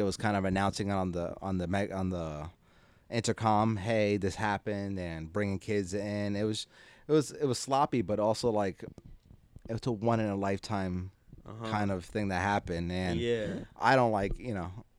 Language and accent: English; New Jersey, United States; born there; I was born in Jersey. That's it. We rep for our area.